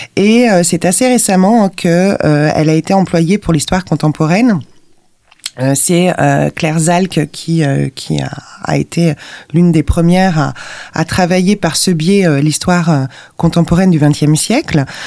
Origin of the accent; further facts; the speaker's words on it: Lyon, Auvergne-Rhône-Alpes, France; je suis originaire de Lyon